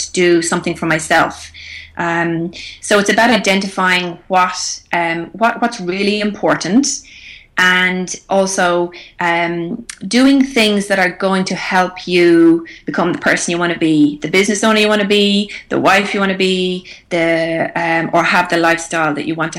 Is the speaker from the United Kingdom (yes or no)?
no; Ireland; moved away as an adult; now in Australia; we all learned Irish growing up